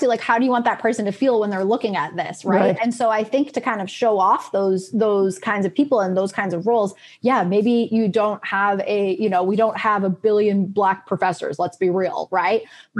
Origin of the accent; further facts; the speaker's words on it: Grafton, Massachusetts, United States; now in Worcester, United States; I am in Worcester. I'm a couple minutes away from Tufts, right? I grew up in Grafton, Massachusetts.